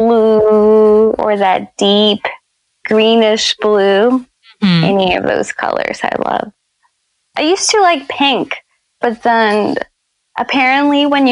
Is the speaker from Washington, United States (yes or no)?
no; New Orleans, Louisiana, United States; I grew up in New Orleans